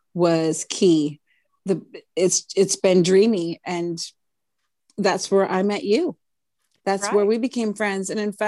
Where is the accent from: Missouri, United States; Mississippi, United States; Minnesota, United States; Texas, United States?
Minnesota, United States; now in Nashville, United States; I come from Minnesota and I had a 6-piece band that was rocking and rolling up there.